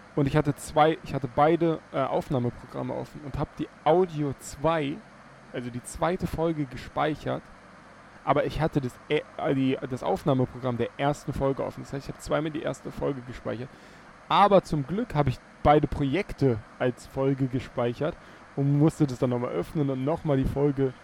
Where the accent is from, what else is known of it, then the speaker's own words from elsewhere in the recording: Teltow, Brandenburg, Germany; Telto, ähm, meine Heimatstadt